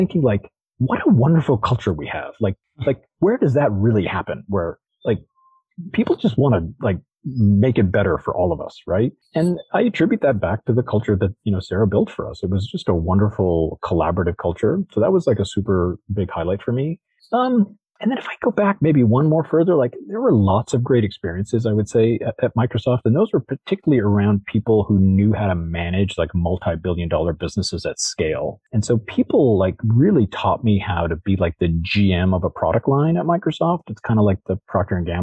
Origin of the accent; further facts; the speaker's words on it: Toronto, Ontario, Canada; now in Bay Area, United States; as a Canadian from Toronto, like, we go to, having grown up in Toronto, like, and living now in the Bay Area